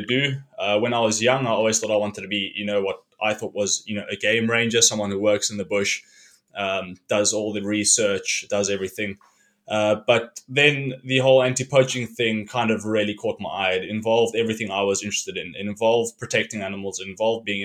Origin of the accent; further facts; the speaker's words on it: Cape Town, Western Cape, South Africa; I grew up in Cape Town